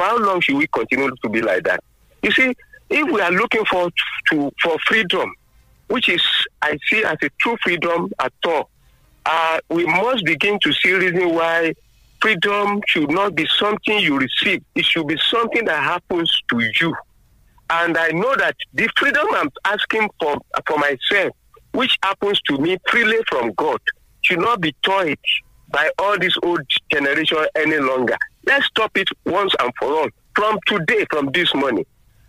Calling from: Abeokuta, Ogun State, Nigeria; from Abeokuta.

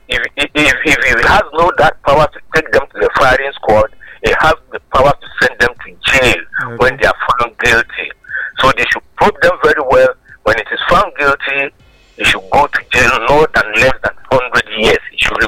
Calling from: Rwanda; calling from Rwanda.

